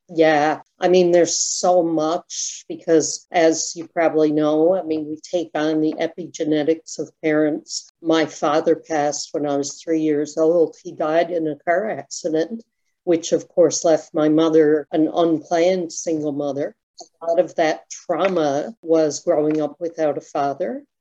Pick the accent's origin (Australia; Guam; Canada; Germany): Canada; Toronto, Ontario; we grew up in Ontario, so there were cliffs called the Scarborough Bluffs